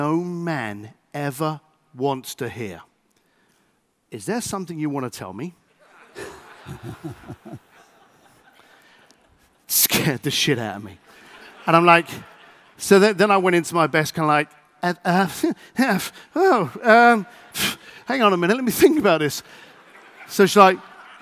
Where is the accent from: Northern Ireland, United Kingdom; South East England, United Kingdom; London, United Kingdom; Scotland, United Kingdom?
London, United Kingdom; I'm an Irish boy from East London